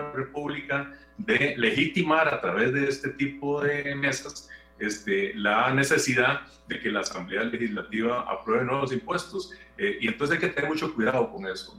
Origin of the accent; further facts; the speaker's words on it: Costa Rica; nosotros como costarricenses